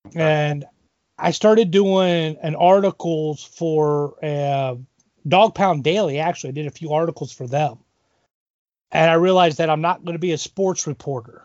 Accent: Elida, Ohio, United States; now in Columbus Grove, United States; I actually grew up in Elida, so kind of okay. another small village

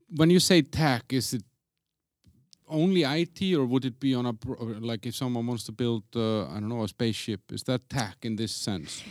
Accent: Iceland; moved away as an adult; now in Prague, Czech Republic; I come from Iceland

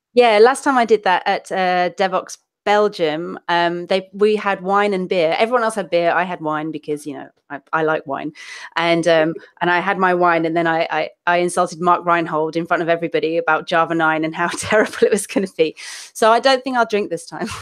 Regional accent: London, United Kingdom; accent: London accent mixed with Manchester vowels; people think Australian; moved away as an adult; also born or lived in Manchester (family); now in Seville, Spain; my family's from uh, Manchester, but I grew up down south, so I'm kind of more or less from London-ish.

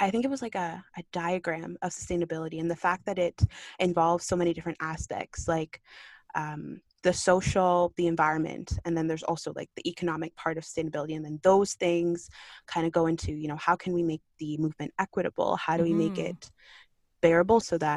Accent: Kitchener, Ontario, Canada; born or raised there; also born or lived in Kingston, Jamaica / Markham, Canada

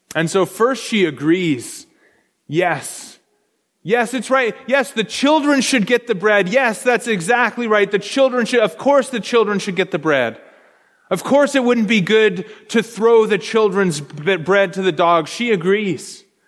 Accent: Canada; I'm Canadian

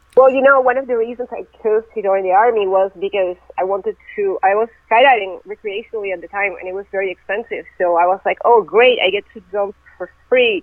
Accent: Venezuela; moved away as an adult; also born or lived in Russia; now in United States; I was born in Russia, but when I was really young, I moved to Venezuela, and that's where I grew up

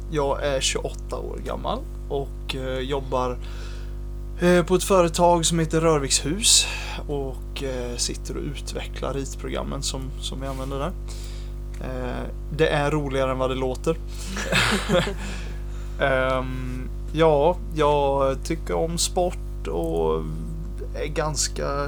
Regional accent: Jönköping, Jönköping County, Sweden; jag kommer från Jönköping eh, mm. ursprungligen. Sen har jag flyttat runt jättemycket med min familj.

